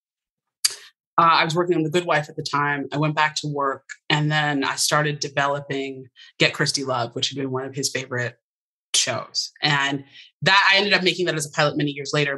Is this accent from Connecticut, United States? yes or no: yes; Westport, Connecticut, United States; I'm from Westport, Connecticut